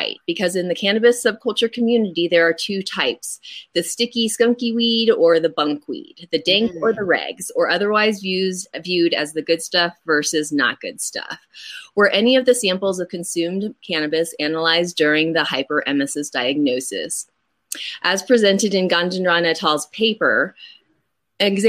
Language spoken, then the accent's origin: English; Oklahoma, United States; growing up in Oklahoma